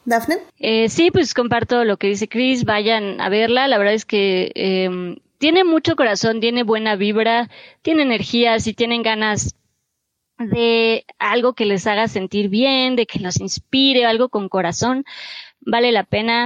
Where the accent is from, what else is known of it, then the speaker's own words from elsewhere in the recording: Mexico; como mexicanos